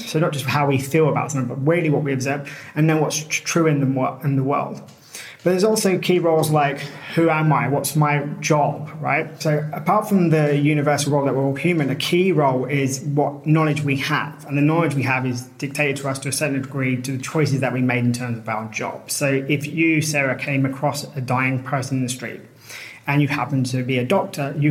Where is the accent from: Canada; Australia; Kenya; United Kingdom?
United Kingdom; moved away as an adult; also born or lived in Colombia / China / Latvia / Costa Rica; I'm British.